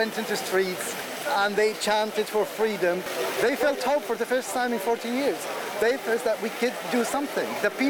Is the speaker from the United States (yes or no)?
no; Homs, Homs Governorate, Syria; I'm from Homs.